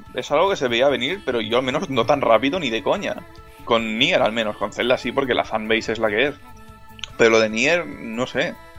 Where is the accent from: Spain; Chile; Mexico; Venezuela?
Spain; Catalonia; soy catalán